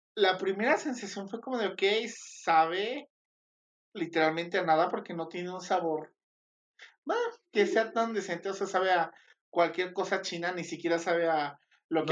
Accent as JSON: {"language": "Spanish", "country": "Mexico", "said": "soy mexicana y chingona"}